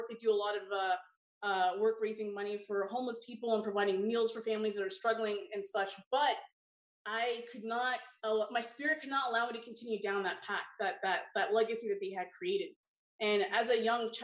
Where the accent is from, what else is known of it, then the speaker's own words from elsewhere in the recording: Toronto, Ontario, Canada; I grew up in Toronto, Ontario.